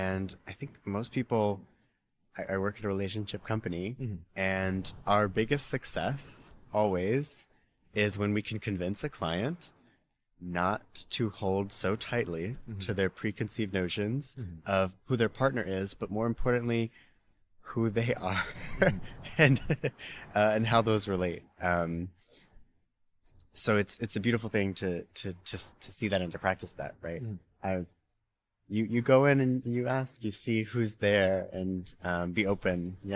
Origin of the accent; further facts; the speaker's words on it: the South, United States; now in San Francisco, United States; I grew up in the South.